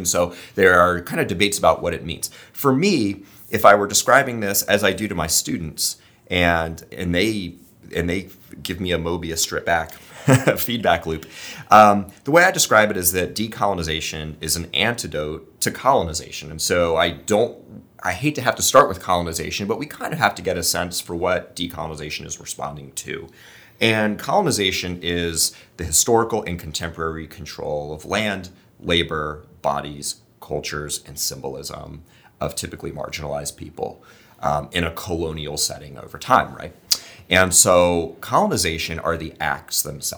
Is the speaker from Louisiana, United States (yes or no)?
no; West Palm Beach, Florida, United States; growing up in West Palm Beach, Florida, in the western expanses of Palm Beach County